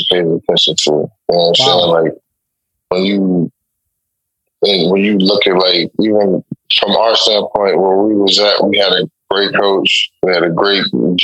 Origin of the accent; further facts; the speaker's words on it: New Jersey, United States; I'm from Jersey